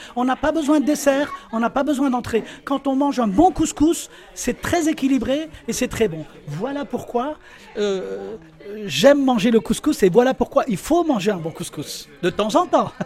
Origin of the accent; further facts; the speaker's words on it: Tlemcen, Tlemcen Province, Algeria; je suis originaire de Tlemcen